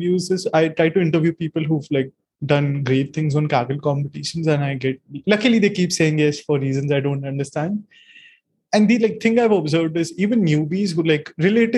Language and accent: English; India; I'm from India.